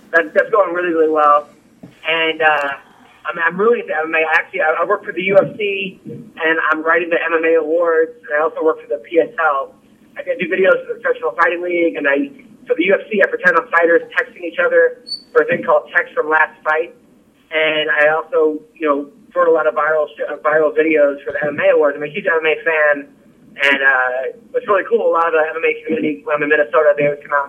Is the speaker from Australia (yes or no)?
yes; Australia; accent: Australian; I think some people actually want to hear my Australian accent.